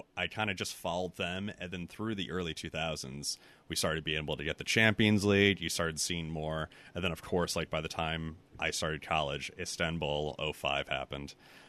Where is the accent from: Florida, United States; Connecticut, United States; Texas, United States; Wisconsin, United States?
Connecticut, United States; Milford; I grew up like right outside New Haven, Milford